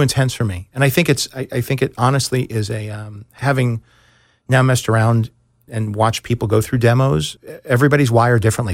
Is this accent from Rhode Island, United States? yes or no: no; New York, United States; moved away as an adult; also born or lived in Chicago; I grew up in New York, but I had moved to Chicago